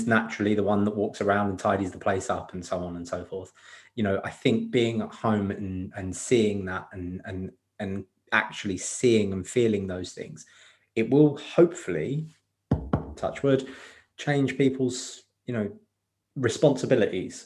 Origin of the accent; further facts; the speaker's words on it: London, United Kingdom; now in Essex, United Kingdom; I grew up in London, not far from Hackney, Haringey, Tottenham